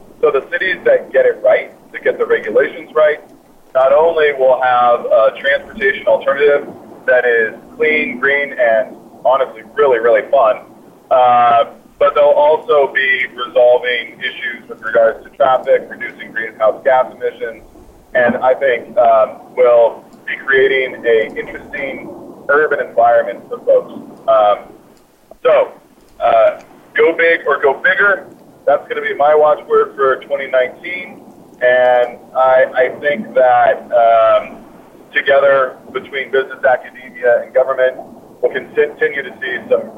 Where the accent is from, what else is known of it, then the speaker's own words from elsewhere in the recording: Ireland; Well, I was just in Ireland, and I'm Irish, so it's pretty simple.